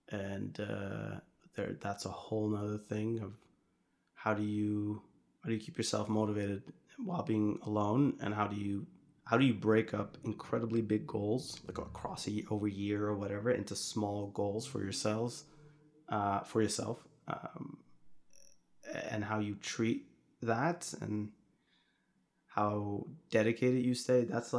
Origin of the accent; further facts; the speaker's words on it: Utrecht, Netherlands; first language Arabic; English is a second language; So born and raised in the Netherlands, in Utrecht, and Morocco was a big part of the upbringing. I didn't speak any Dutch until I was about 4 or 5. So I only spoke Arabic